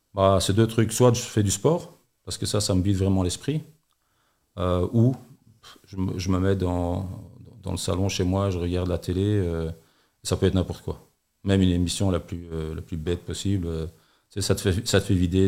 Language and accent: French; Antwerp, Flanders, Belgium; now in Charleroi, Belgium; en tant qu'enversois